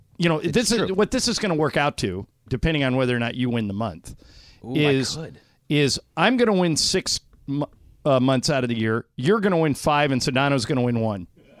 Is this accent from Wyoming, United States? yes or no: no; Orange County, California, United States; I grew up in Orange County.